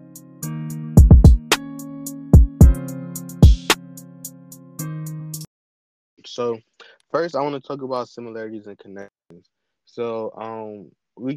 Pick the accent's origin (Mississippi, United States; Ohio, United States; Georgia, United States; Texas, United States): Ohio, United States; Cleveland; I'm from Cleveland